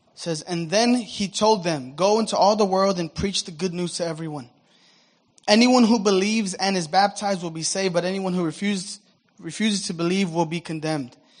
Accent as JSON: {"language": "English", "country": "United States", "said": "I'm American, I'm a Christian, but I'm not a former Muslim"}